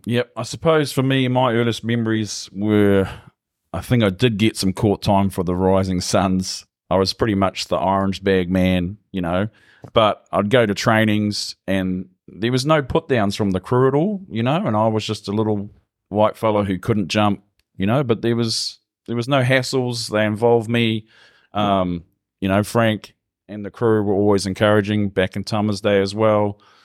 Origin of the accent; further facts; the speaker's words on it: Gisborne, New Zealand; born and bred in Gizzy, Love the place. Never really moved.